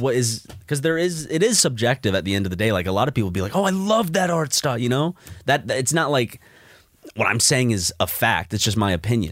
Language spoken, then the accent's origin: English; Columbia, South Carolina, United States; now in Los Angeles, United States; Columbia, my home t, like, my hometown where I was bo-, where I was born